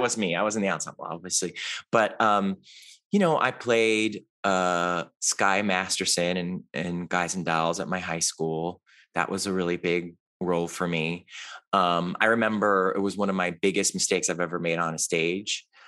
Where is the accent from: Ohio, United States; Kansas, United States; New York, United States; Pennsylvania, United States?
Ohio, United States; Cleveland; moved away; I grew up in Cleveland, Ohio